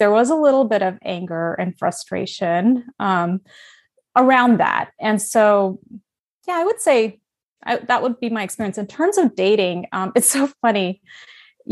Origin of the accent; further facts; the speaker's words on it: Dallas, Texas, United States; my childhood growing up in Dallas, Texas